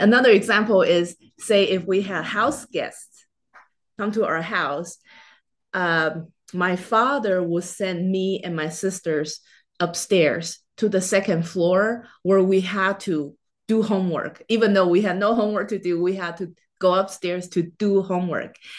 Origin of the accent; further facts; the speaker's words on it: Taiwan; moved away as an adult; now in United States; I was born and raised in Taiwan in Chinese culture